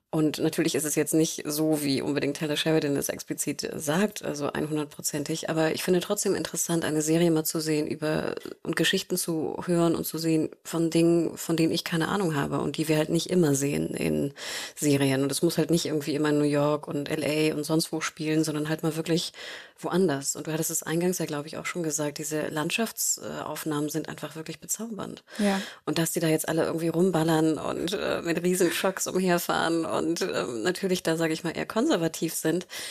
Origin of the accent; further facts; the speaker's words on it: Germany; wir, glaube ich, als Deutsche oder Europäer